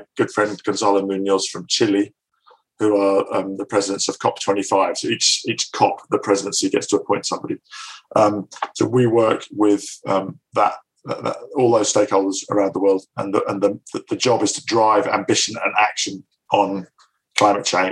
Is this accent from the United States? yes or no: no; north of Scotland, United Kingdom; moved away; also born or lived in Glasgow; having been brought up in the north of Scotland